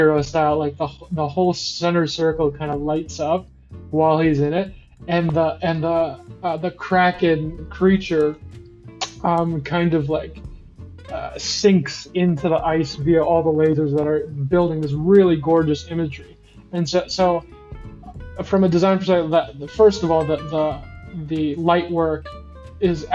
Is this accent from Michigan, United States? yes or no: no; Chicago, Illinois, United States; I'm from Chicago. I live in Chicago. I do my work in Chicago. And, I'm at the age where I was pretty much growing up during the Bulls